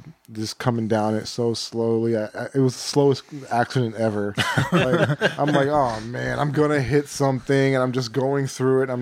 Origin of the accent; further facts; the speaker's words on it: Texas, United States; now in Portland, United States; I'm from Texas